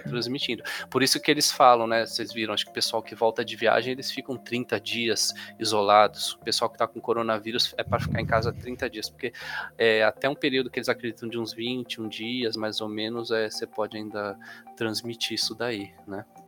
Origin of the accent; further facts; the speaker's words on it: São Paulo, Brazil; aqui na cidade de São Paulo, sou de São Paulo